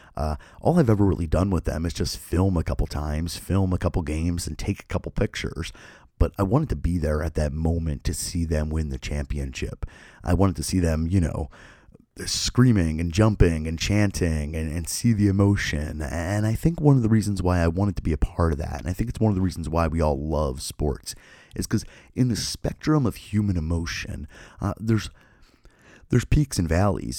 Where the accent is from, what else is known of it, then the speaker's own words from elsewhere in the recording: Philadelphia, Pennsylvania, United States; I grew up in Philadelphia